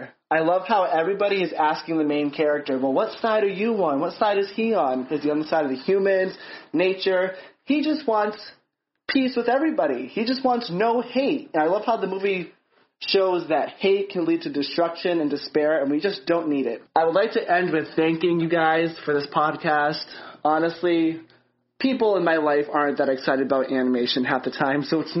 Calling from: Massachusetts, United States; Hey, rotoscopers. … from Massachusetts, and I'm a huge, huge fan of your podcast.

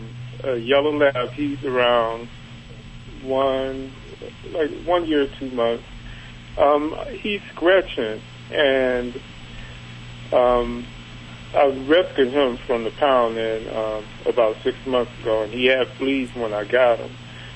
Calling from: Cleveland, Ohio, United States; Cleveland, Ohio.

